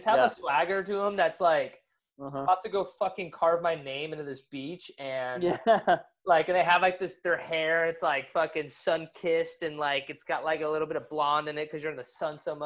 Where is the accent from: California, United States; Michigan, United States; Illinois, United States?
California, United States; Orange County; now in Hawaii, United States; I'm from Orange County